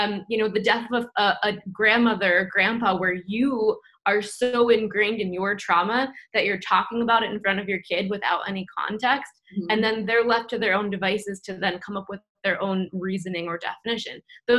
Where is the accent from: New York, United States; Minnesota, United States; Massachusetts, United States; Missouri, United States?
New York, United States; And I grew up Jewish in New York, and there wasn't really any context about like God or spirituality or anything like that, right?